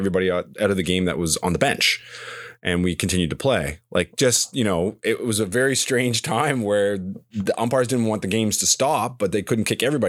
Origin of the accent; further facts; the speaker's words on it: East Hants, Nova Scotia, Canada; growing up in East Hants, we hated Brookfield.